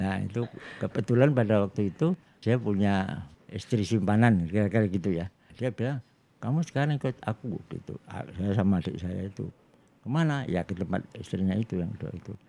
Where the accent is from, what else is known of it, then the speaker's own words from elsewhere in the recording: Surakarta, Central Java, Indonesia; saya itu orang Jawa ya dan di Solo itu ya semua orang ngomong bahasa Jawa kalau di sekolah